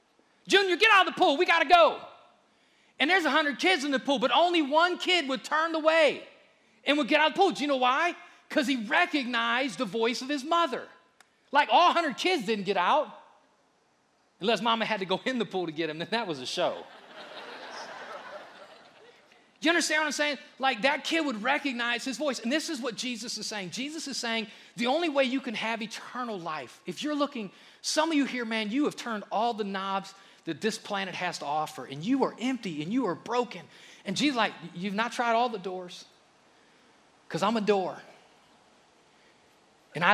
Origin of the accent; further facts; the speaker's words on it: Akron, Ohio, United States; I grew up in Akron, a little bit of an urban area, and we had a community pool, Reservoir Park.